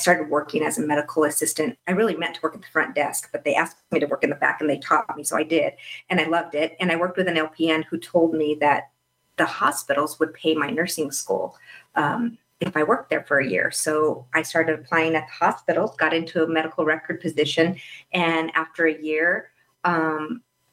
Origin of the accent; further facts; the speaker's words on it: Albuquerque, New Mexico, United States; now in Phoenix, United States; growing up in New Mexico, I mean, New Mexico has, it's beautiful, but it does have its limitations. I went to private school for most of my life in Albuquerque